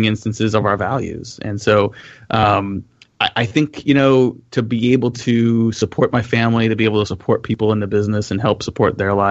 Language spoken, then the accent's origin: English; California, United States; I grew up in California